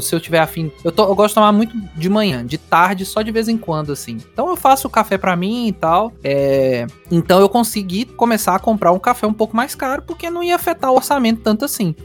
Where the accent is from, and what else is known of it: Minas Gerais, Brazil